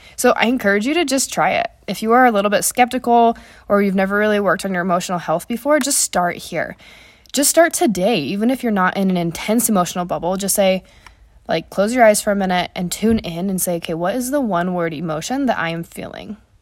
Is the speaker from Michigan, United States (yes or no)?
no; Wyoming, United States; where I grew up in Wyoming